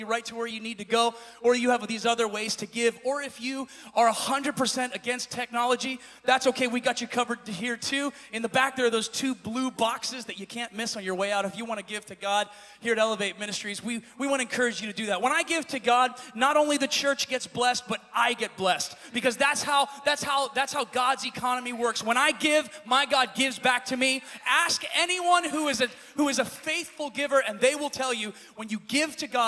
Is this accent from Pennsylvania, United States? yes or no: yes; Pennsylvania, United States; moved away as an adult; now in California, United States; I'm from Pennsylvania. My wife and I have only lived out here for about 7 or 8 years now.